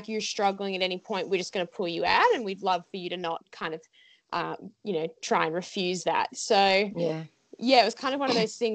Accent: Australia; as an Aussie athlete

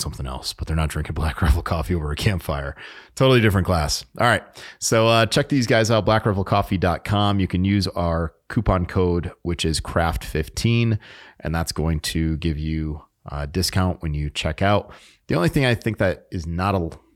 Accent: New England, United States; moved away; I was born in New England

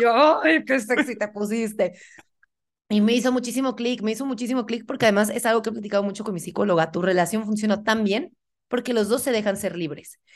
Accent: Puebla, Mexico; now in Mexico City, Mexico; vivo en Ciudad de México, pero yo soy de Puebla

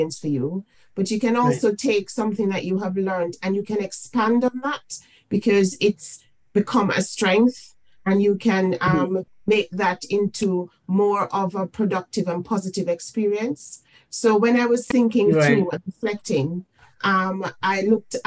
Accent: Jamaica; now in United Kingdom; I am from the Caribbean. I'm from Jamaica. I came mm-hmm. into the United Kingdom

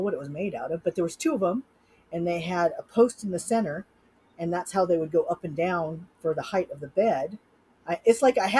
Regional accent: Sacramento, California, United States; now in Utah, United States; I grew up in Sacramento

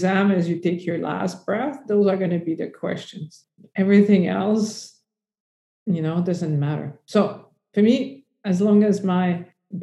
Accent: Canada; I'm French Canadian.

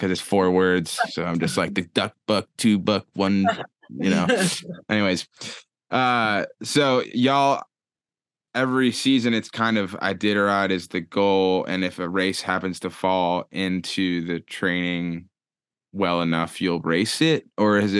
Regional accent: Atlanta, Georgia, United States; moved away; I'm from Atlanta and I'm super soft and I grew up playing tennis

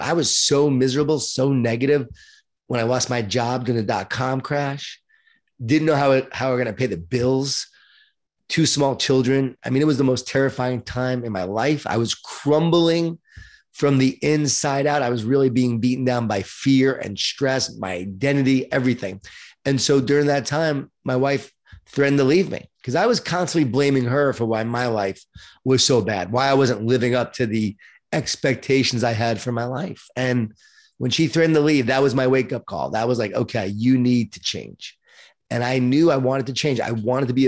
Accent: Long Island, New York, United States; born or raised there

